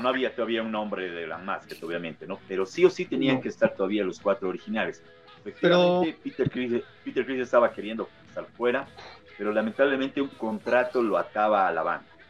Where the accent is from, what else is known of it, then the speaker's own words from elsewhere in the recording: Bolivia; acá en mi país